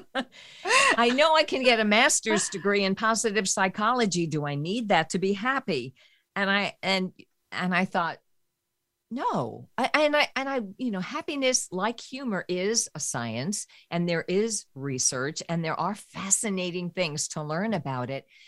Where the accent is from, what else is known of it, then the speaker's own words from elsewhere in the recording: New York, United States; I grew up in New York